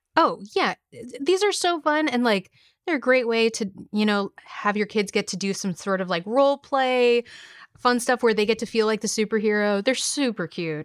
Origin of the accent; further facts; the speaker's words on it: California, United States; now in New York, United States; I'm originally from California